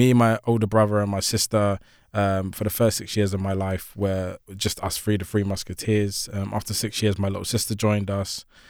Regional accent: Shoreditch, London, United Kingdom; also born or lived in Hackney; Yeah, so I was born in Hackney, 1984, raised in Shoreditch. It's a very different Shoreditch to the Shoreditch that we now know and love.

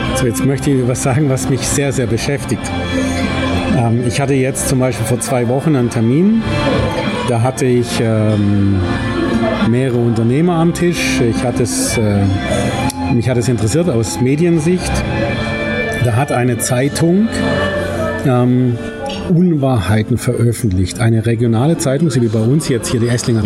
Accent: Germany; als Deutscher

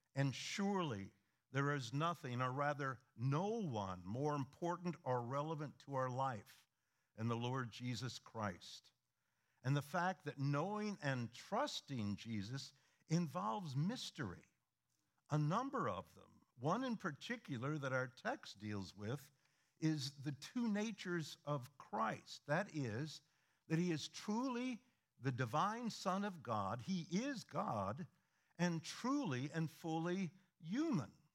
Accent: Midwest, United States; moved away; we are originally from the Midwest

